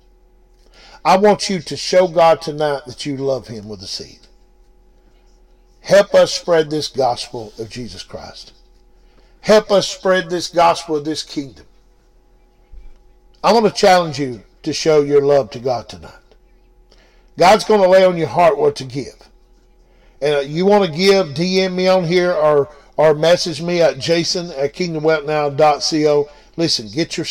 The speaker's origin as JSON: {"language": "English", "town": "Blue Ridge", "region": "Georgia", "country": "United States", "said": "We're from Blue Ridge, Georgia"}